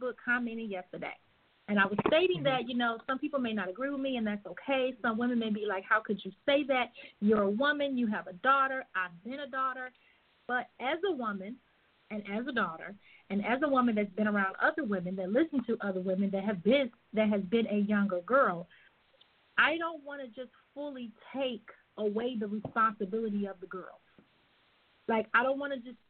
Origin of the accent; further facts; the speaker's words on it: Chicago, Illinois, United States; I am from Chicago